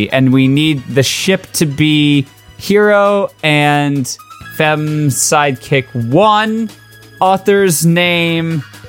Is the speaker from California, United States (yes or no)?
no; Reisterstown, Maryland, United States; I was born in Reisterstown.